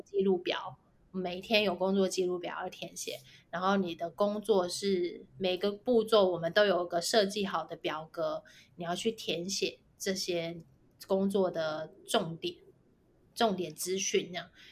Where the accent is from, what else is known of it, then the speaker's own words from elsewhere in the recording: Taiwan; 我们就是土生土长，在台湾念书，然后在台湾工作嗯哼。，就是打拼到现在的